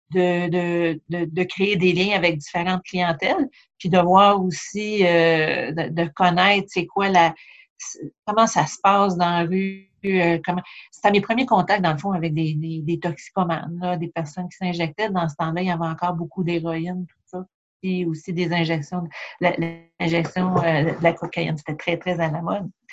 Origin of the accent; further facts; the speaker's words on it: Châteauguay, Quebec, Canada; moved away as an adult; also born or lived in Montreal; now in Charlevoix, Canada; je viens pas de Charlevoix. Dans le fond, je suis native de, la banlieue de Montréal, Châteauguay